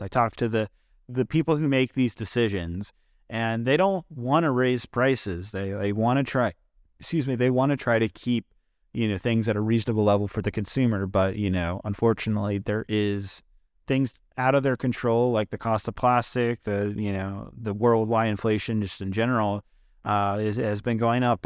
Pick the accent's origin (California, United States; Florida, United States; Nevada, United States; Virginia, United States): Virginia, United States; right here in my home state of Virginia